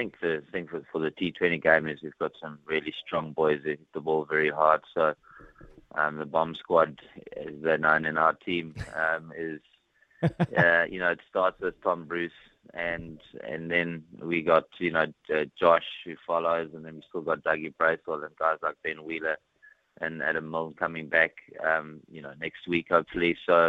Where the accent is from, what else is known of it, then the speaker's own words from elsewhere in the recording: Johannesburg, Gauteng, South Africa; also born or lived in Pretoria / Dunedin, New Zealand; now in Hawke's Bay, New Zealand; I moved from Johannesburg and Pretoria to Dunedin